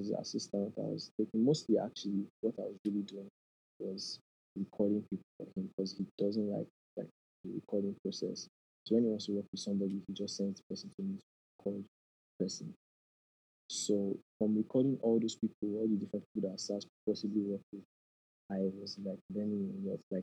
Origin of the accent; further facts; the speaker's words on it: Nigeria; as Nigerian parents